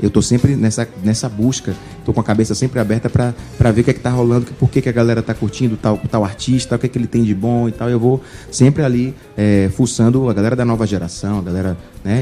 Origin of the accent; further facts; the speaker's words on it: Bahia, Brazil; nós somos baianos, nós sabemos onde o calo aperta e eu tenho muito orgulho de ter nascido na Bahia, de ser nordestino